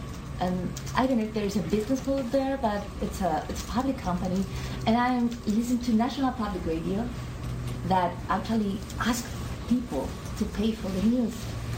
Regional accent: Chile; I come from Chile, which is a small country in South America.

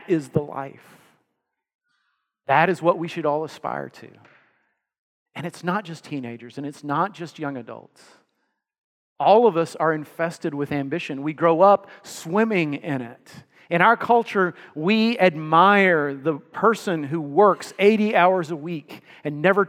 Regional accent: Texas, United States; I grew up in Texas

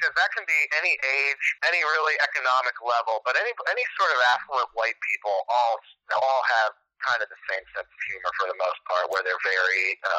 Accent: East Coast, United States; moved away as an adult; also born or lived in Midwest; now in Los Angeles, United States; growing up on the East Coast

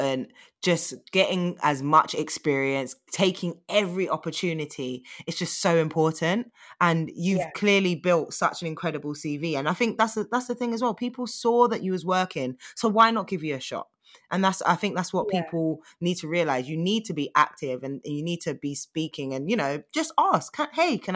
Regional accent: London, United Kingdom; also born or lived in Leeds; I've been fortunate to grow up in London

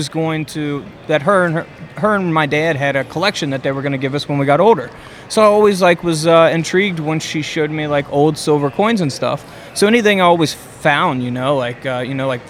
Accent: Ludlow, Kentucky, United States; I originally grew up most of my life in Ludlow, Kentucky, which is about 5 minutes from downtown Cincinnati, Ohio.

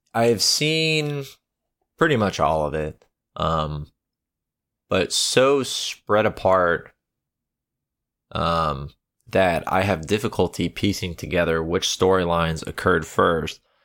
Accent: the American South, United States; I am from the American South

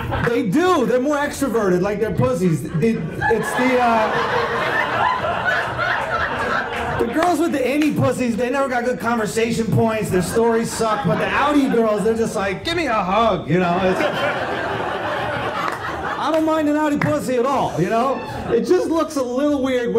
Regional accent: New York, United States; I grew up in New York, so it was like taxis and subways

